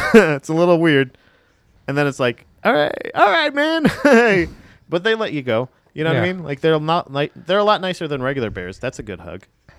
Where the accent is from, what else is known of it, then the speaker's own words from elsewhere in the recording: Florida, United States; I'm from Florida